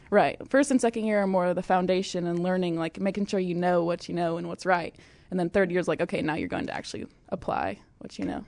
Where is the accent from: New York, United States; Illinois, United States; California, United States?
Illinois, United States; Fairbury; moved away as an adult; now in Oklahoma, United States; I'm originally from Fairbury, Illinois